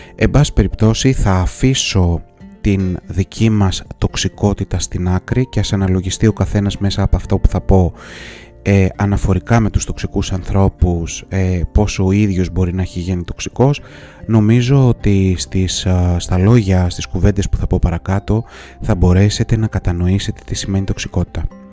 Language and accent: Greek; Greece; ως Έλληνες